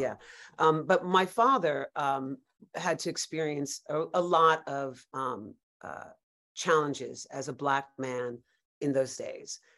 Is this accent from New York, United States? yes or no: yes; New York City, New York, United States; I grew up in Greenwich Village, New York. I'm a native New Yorker